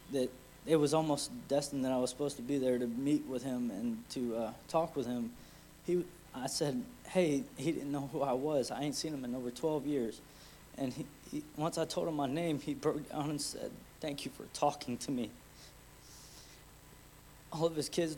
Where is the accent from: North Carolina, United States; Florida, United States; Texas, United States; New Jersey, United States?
Florida, United States; Plant City; I'm from Plant City